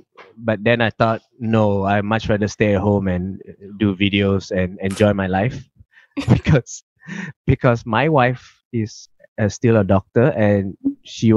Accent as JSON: {"language": "English", "country": "Malaysia", "moved": "yes", "lives_now": "Melbourne, Australia", "said": "The thing about Malaysians is we are very passionate about our Malaysian"}